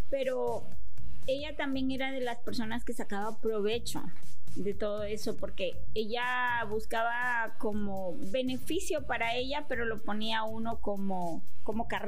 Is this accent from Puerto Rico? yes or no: no; Chalatenango, El Salvador; moved away; also born or lived in San Salvador; nací en la capital. Nací en la capital, me crié en, al norte en Chalatenango.